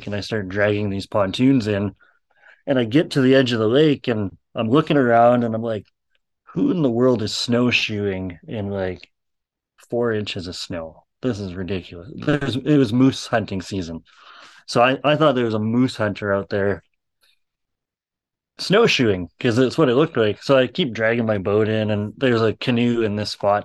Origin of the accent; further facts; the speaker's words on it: Alberta, Canada; moved away as an adult; now in British Columbia, Canada; I come from Alberta, where I can go just about to any river in Alberta